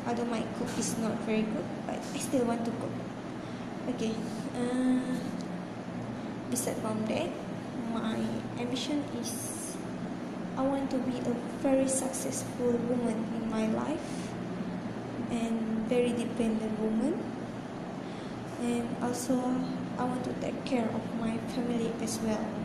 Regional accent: Kuching, Sarawak, Malaysia; actually I'm from Kuching, Sarawak. Uh, my country is very popular with different types of race and religions.

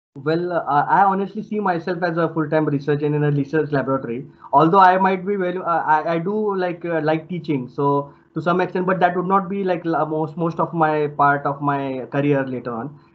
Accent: India; moved away as an adult; now in Limerick, Ireland; I'm from India

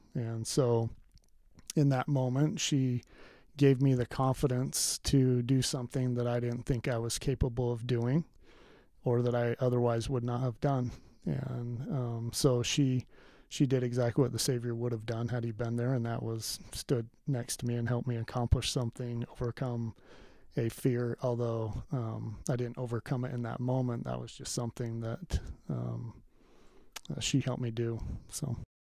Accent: Pleasant Grove, Utah, United States; I grew up in Pleasant Grove, Utah.

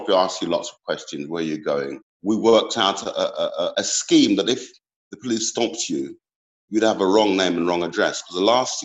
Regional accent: London, United Kingdom; growing up in Peckham

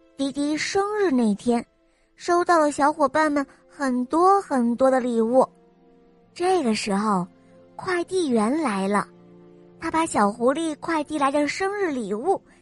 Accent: Beijing, China; 我今年六岁了，我来自北京

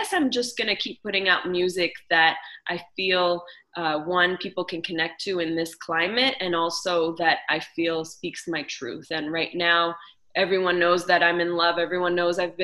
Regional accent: Montreal, Quebec, Canada; I was raised in Montreal

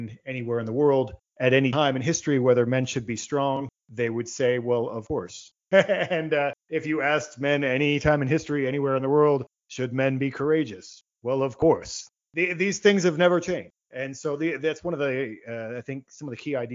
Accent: Virginia, United States; I'm in the United States. I grew up in Virginia

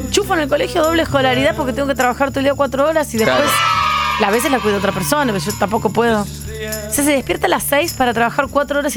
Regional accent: Mendoza, Argentina; de Mendoza.

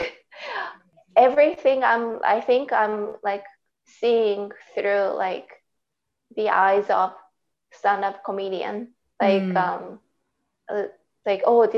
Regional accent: Saitama, Japan; accent: Japanese; English is a second language; moved away as an adult; now in Canada; I am from Saitama Prefecture.

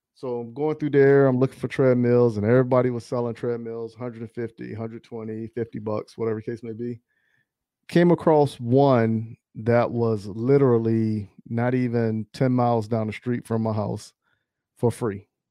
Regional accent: Charlotte, North Carolina, United States; I grew up in Charlotte

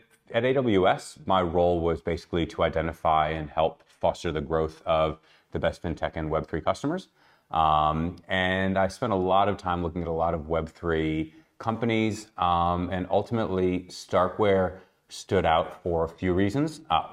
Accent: Chicago, Illinois, United States; also born or lived in Australia; now in Tel Aviv, Israel; I'm originally from Chicago, first half of my life, Australia, the second half of my life, and now in Tel Aviv.

